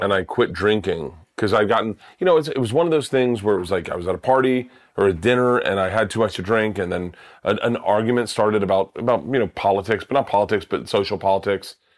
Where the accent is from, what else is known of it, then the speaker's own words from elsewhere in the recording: Florida, United States; I grew up in Florida